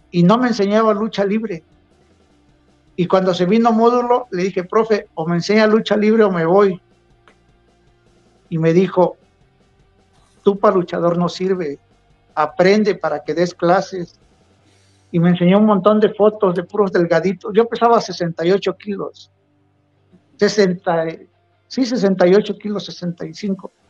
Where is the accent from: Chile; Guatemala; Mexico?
Mexico; Río Grande, Oaxaca; also born or lived in Acapulco; Yo nací en Acapulco, pero me crié en Río Grande, Oaxaca.